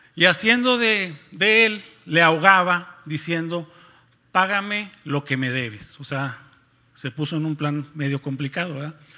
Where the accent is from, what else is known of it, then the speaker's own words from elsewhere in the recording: Nuevo León, Mexico; moved away as an adult; now in Ciudad Victoria, Mexico; somos de Nuevo León, particularmente yo soy de un pueblo, bueno, antes era un pueblo, ahora es una pequeña ciudad que está ubicada a 30 minutos de Monterrey